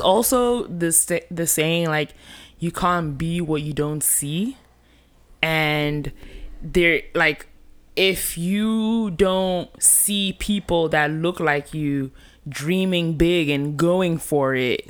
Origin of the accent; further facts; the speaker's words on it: Nigeria; as a Nigerian